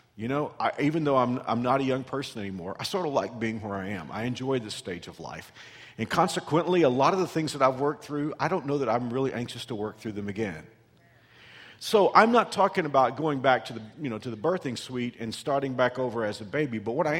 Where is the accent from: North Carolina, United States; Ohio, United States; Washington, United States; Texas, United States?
Texas, United States; I came here from Texas almost 25 years ago